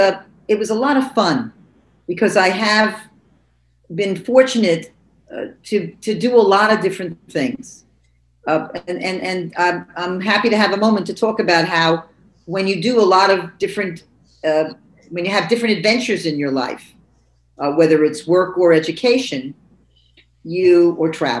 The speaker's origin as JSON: {"language": "English", "town": "New York City", "region": "New York", "country": "United States", "tie": "born or raised there", "said": "I grew up living above my father's grocery store in Jamaica, Queens."}